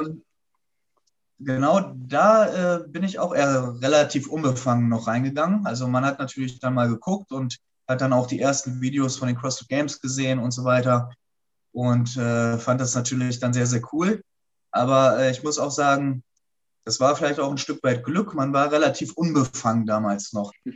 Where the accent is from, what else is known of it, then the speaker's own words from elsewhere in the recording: Hanover, Lower Saxony, Germany; in Hannover, da wo ich herkomme